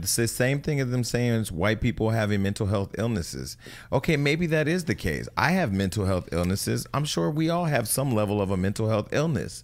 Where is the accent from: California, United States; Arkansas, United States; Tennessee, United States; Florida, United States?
California, United States; near Gilroy; Gilroy's right outside of my hometown.